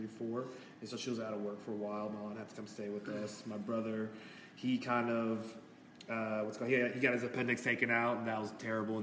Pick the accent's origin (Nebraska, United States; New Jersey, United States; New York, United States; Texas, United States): Texas, United States; The Colony; also born or lived in Kansas / Dallas, Texas; I spent my whole first years in the colony. You know, I was born in Parkland Hospital.